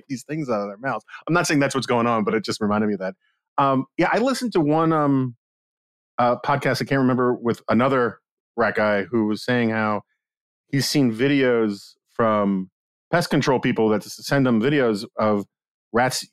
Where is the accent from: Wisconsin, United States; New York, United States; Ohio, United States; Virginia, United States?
New York, United States; New York City; growing up in New York